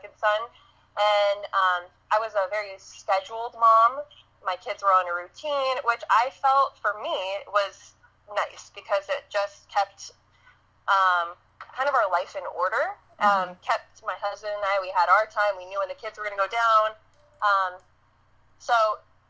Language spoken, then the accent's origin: English; California, United States; I grew up in California